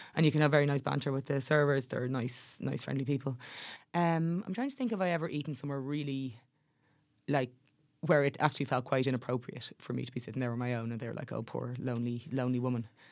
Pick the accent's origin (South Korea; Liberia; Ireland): Ireland; Dublin, Leinster; growing up in Dublin, it, like, through the nineties, that was kind of when I was growing up